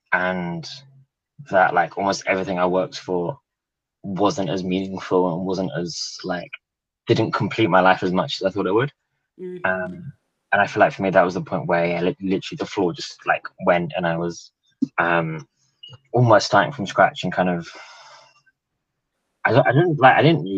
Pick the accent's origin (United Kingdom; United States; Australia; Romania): United Kingdom; England; born there; also born or lived in New Zealand / Italy; I was born in England, but spent a lot of my life living in New Zealand and a bit in Italy, actually, for university. Been back in London six years, something like that.